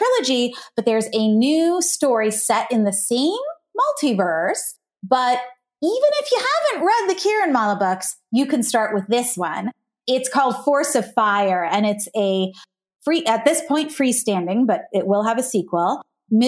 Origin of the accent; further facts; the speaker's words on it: United States; also born or lived in Ohio / New Jersey; My parents came from India, but I grew up in Ohio and New Jersey